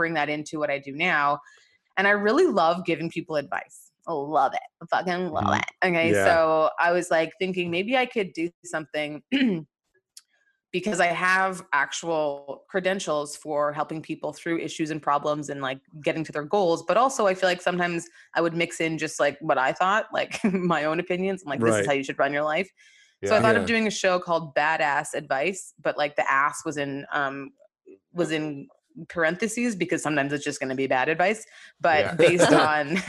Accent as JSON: {"language": "English", "country": "Nigeria", "said": "being Nigerian"}